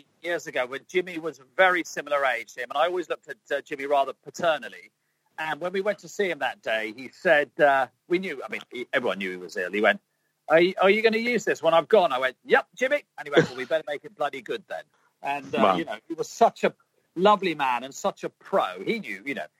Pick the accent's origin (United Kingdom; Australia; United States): United Kingdom; England; obviously I'm English